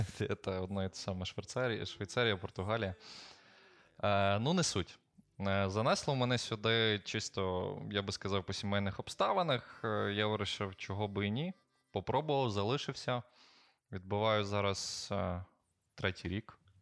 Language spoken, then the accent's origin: Ukrainian; Ukraine; now in Portugal; Я кажу, ну, з України